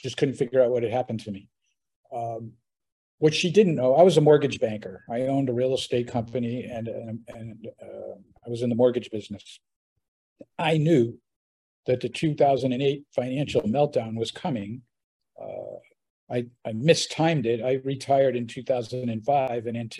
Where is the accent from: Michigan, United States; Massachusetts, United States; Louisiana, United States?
Massachusetts, United States; Boston; moved away as an adult; also born or lived in Lake Tahoe; now in Panama; I was born and raised in Boston, Massachusetts. Left at around 21 years old